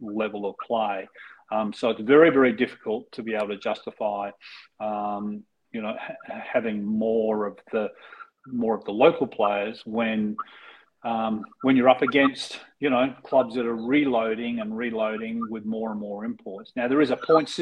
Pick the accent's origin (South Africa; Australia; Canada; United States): Australia; being Australian